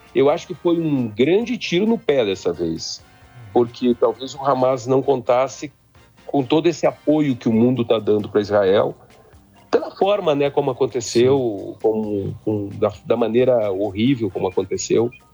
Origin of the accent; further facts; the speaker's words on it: Três Passos, Rio Grande do Sul, Brazil; moved away; also born or lived in Independência; eu sou gaúcho, né? Eu sou da região de Independência, me criei em Três Passos